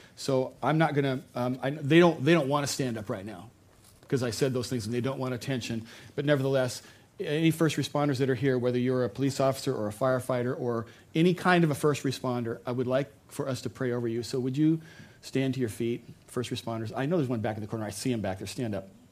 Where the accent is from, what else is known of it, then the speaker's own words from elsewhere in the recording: United States; as an American